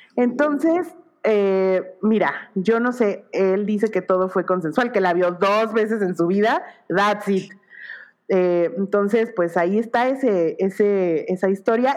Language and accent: Spanish; Mexico